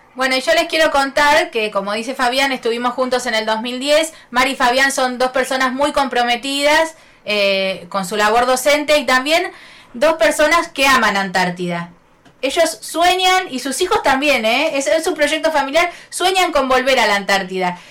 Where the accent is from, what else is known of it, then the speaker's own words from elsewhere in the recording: Buenos Aires, Argentina; moved away; con … somos porteños, así que tenemos nuestras tradiciones porteñas también